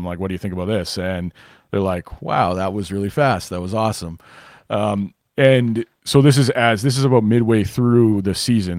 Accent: Winnipeg, Manitoba, Canada; also born or lived in Rockford, Illinois; I'm from Winnipeg originally. So I grew up in Winnipeg

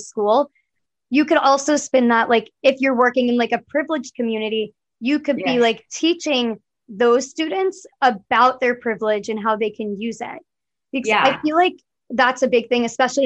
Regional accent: United States; I was born in America

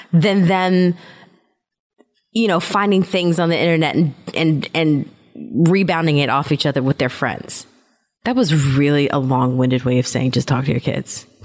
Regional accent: Germany; I told you that I grew up in Germany, mm-hmm. right? Mm-hmm. Yeah. Everybody knows that.

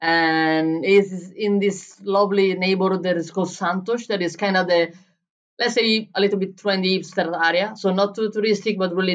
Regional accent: Bologna, Emilia-Romagna, Italy; first language Italian; English is a second language; moved away as an adult; also born or lived in Berlin; in Italy, in Bologna, in my hometown

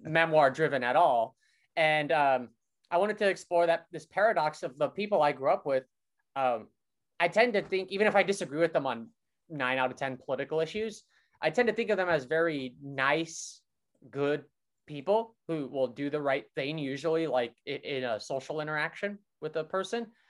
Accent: Brainard, Nebraska, United States; moved away as an adult; now in Brooklyn, United States; I'm from this small town in Nebraska where people tend to be conservative

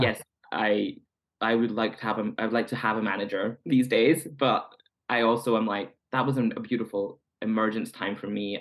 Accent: Scotland, United Kingdom; moved away; growing up queer in Scotland

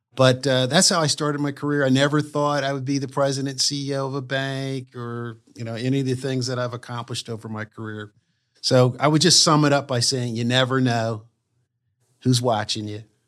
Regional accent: Wilmington, Delaware, United States; I grew up in Wilmington, Delaware

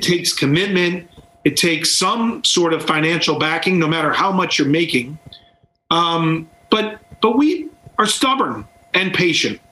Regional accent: Baltimore, Maryland, United States; now in Brooklyn, United States; I was born in Baltimore

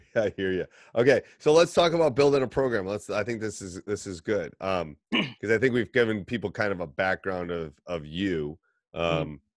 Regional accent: Midwest, United States; accent: midwestern drawl; midwestern draw like we have

